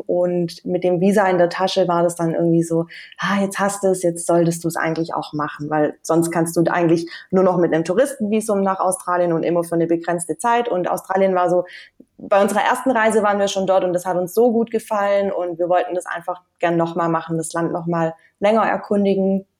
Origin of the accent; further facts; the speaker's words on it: Stuttgart, Baden-Württemberg, Germany; moved away as an adult; aus Deutschland bin ich aus Stuttgart und da habe ich eigentlich die letzten Jahre gelebt